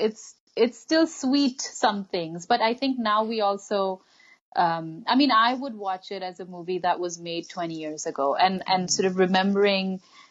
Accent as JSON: {"language": "English", "country": "India", "tie": "born or raised there", "moved": "yes", "lives_now": "Canada", "said": "we grew up in a context where these movies were everywhere."}